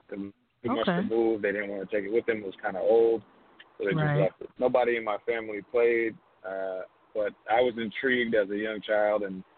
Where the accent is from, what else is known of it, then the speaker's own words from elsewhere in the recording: Hackensack, New Jersey, United States; So I grew up in a house in Hackensack, New Jersey. It's my hometown. I was born and raised there.